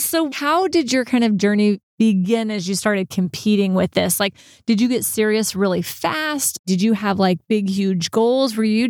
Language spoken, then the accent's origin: English; Texas, United States; because again, I'm from Texas. I went to a Texas school.